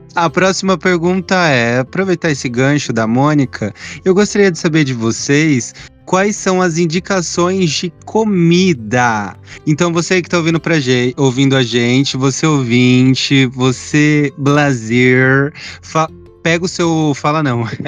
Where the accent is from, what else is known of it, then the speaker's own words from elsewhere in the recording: São Paulo, Brazil; eu sou do Grajaú. Lá na Zona Sul